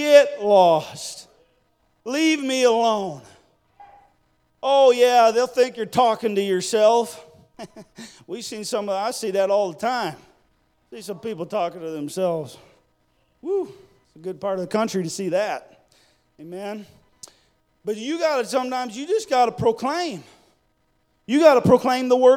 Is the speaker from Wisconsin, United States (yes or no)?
yes; Wisconsin, United States; moved away; I didn't grow up in this state. I grew up in Wisconsin.